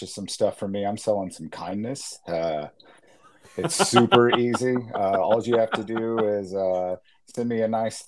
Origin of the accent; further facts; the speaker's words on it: Indianapolis, Indiana, United States; I'm from Indianapolis, Indiana. Little heart of the Midwest. I left here after high school, joined the military, Navy guy